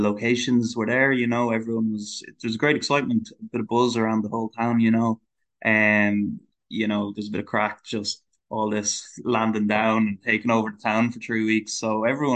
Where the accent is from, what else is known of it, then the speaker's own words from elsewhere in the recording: Longford, Leinster, Ireland; moved away as an adult; We're both from Longford